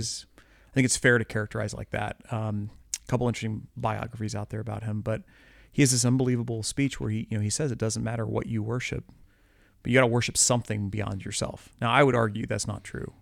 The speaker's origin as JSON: {"language": "English", "region": "Midwest", "country": "United States", "also_born_or_lived": "Columbia, Missouri", "said": "I live in Columbia, Missouri, you know, I'm a Midwesterner"}